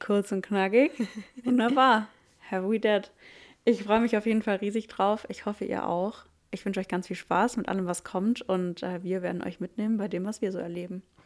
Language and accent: German; near Stuttgart, Baden-Württemberg, Germany; also born or lived in Reutlingen; ich bin 26, ich komme aus der Nähe von Stuttgart.